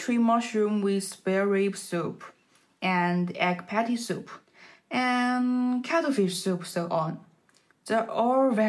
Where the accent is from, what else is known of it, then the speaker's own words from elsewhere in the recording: Jiangxi, China; My hometown is Jiangxi